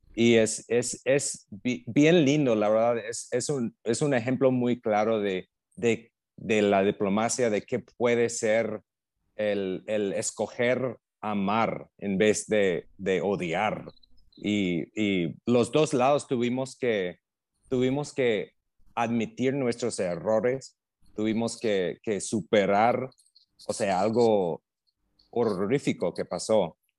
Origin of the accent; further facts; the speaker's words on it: Illinois, United States; Spanish is a second language; moved away as an adult; also born or lived in Mexico / Pakistan / Cambodia / Vietnam; now in Central America; Soy de Illinois, nací en Illinois. Ya, Básicamente un, campo de maíz, o sea, era un pueblo chiquitito, nada que ver con Chicago